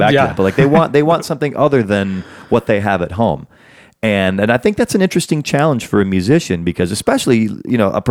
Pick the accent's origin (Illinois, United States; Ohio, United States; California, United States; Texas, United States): Illinois, United States; Chicago; also born or lived in Alabama; I wasn't raised there. I'm from Chicago, but I was born in Alabama